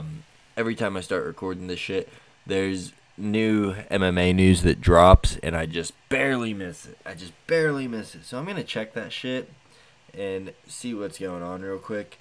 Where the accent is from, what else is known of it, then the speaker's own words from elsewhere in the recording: United States; I'm American